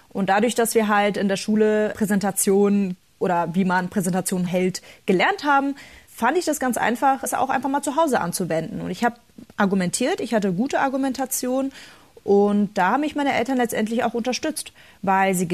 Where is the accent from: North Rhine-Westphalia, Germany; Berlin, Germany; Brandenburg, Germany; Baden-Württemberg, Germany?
Berlin, Germany; Als Kind libanesischer Einwanderer war meine Kindheit in Berlin nicht immer einfach, doch ich habe mich nie runterkriegen lassen.